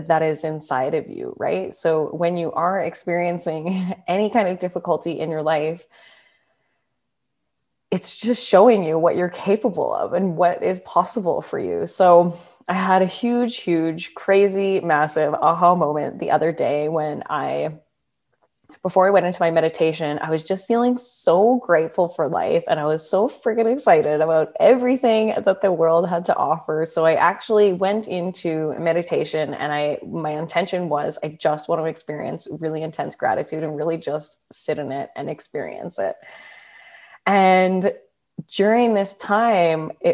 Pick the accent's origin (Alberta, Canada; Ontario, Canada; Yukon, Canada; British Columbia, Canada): Alberta, Canada; Calgary; moved away as an adult; also born or lived in Perth, Australia; I was born and raised in Calgary, Alberta, in Canada.